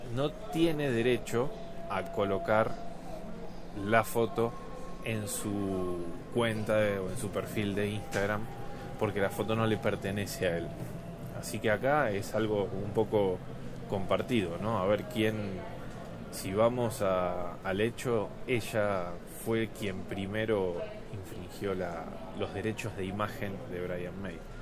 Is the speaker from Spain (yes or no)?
no; Argentina; acá en, en mi país